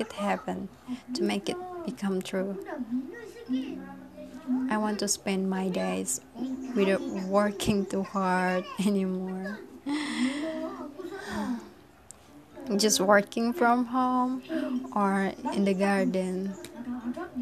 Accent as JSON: {"language": "English", "town": "Amuntai", "region": "South Kalimantan", "country": "Indonesia", "tie": "born or raised there", "said": "back to my hometown"}